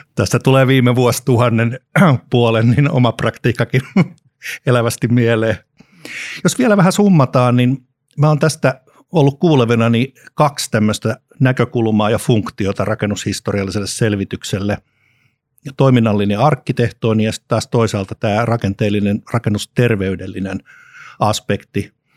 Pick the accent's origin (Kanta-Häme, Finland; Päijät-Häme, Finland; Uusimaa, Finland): Uusimaa, Finland; Helsinki; lapsuudessani leikin säätytalon puistossa Helsingissä